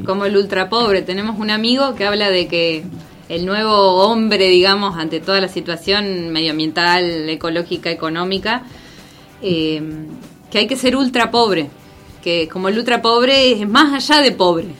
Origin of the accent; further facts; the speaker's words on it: Concepción del Uruguay, Entre Ríos, Argentina; moved away as an adult; also born or lived in Buenos Aires; yo soy de Concepción del Uruguay